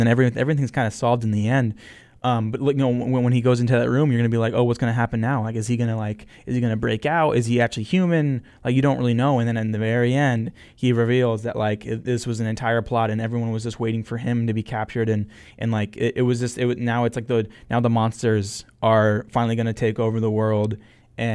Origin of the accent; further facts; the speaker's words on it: St. Paul, Oregon, United States; also born or lived in Eugene, Oregon; San Pablo is actually Spanish for my hometown, St. Paul, and I'm from a very small farm town in Oregon, about an hour and a half away from Eugene